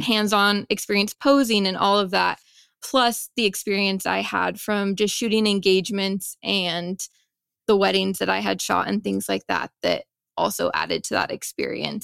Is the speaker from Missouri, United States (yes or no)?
no; Vancouver, Washington, United States; also born or lived in Seattle, Washington; I am from Vancouver, Washington